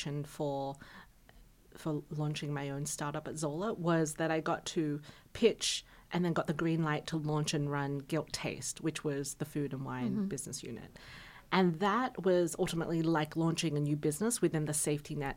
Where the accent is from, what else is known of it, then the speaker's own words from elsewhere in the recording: Australia; I'm Australian.